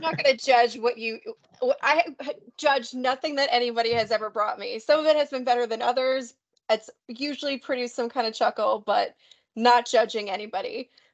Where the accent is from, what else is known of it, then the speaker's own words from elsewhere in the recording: New York, United States; I'm American myself, and I'm from New York